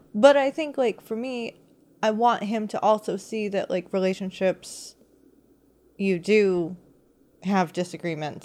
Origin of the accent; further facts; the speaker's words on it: United States; me being American